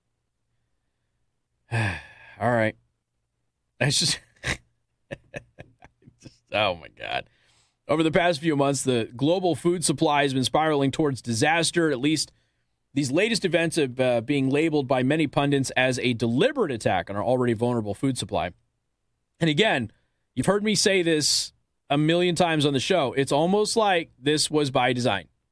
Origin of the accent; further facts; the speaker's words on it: Las Vegas, Nevada, United States; I come from Las Vegas, Nevada